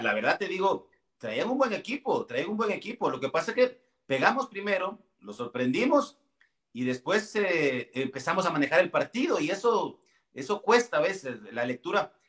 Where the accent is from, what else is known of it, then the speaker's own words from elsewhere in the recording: Villa Nueva, Guatemala Department, Guatemala; yo soy originario puro de Villanueva, puro villanovano